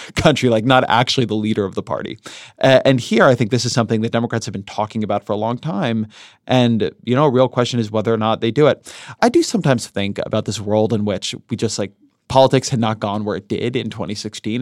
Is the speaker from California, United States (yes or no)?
yes; Southern California, United States; grew up in Southern California in, in the era when LA was really polluted